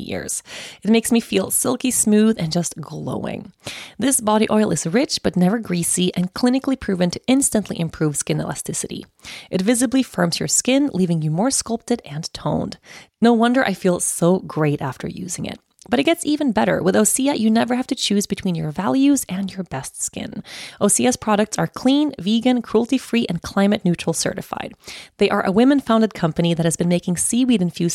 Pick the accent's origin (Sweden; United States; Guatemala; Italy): Sweden; moved away as an adult; I'm Swedish. I was born and raised in Sweden. I haven't lived in Sweden, though, for almost an entire decade